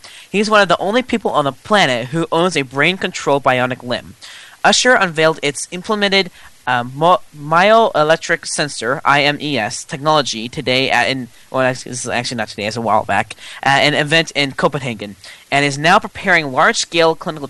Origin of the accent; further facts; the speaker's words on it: United States; I'm too American, okay?